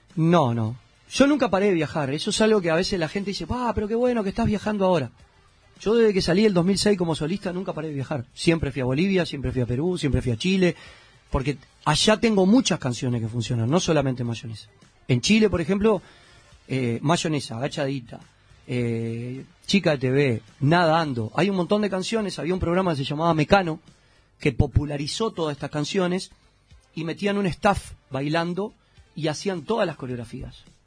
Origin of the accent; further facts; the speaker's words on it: Uruguay; moved away as an adult; now in Miami, United States; Yo me fui de Uruguay